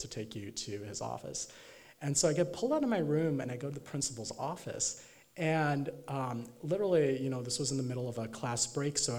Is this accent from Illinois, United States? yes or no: yes; Chicago suburbs, Illinois, United States; growing up in the Chicago suburbs as an Indian American kid